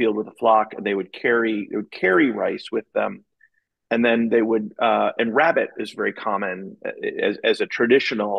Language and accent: English; Miami, Florida, United States; moved away as an adult; I grew up in Miami. And so I lived in Miami from the age of 4 to about the age of 24